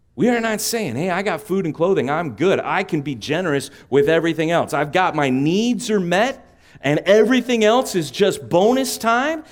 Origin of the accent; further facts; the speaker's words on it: San Juan Capistrano, California, United States; I grew up, uh, on the mean streets of San Juan Capistrano